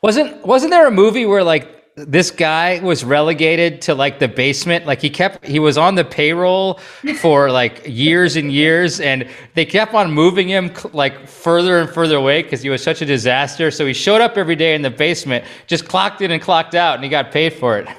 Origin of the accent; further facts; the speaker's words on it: Stevens Point, Wisconsin, United States; growing up in Stevens Point